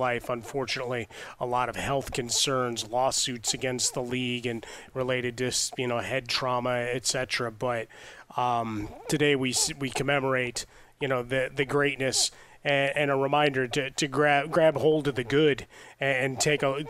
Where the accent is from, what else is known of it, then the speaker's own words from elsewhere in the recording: Chicago, Illinois, United States; growing up in Chicago, we had Walter Payton